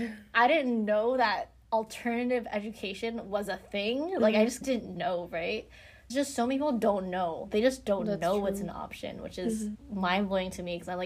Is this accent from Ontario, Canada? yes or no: yes; Markham, Ontario, Canada; I grew up outside of Toronto in Markham, very Asian community. I think there's like 70% are like Chinese or Indian.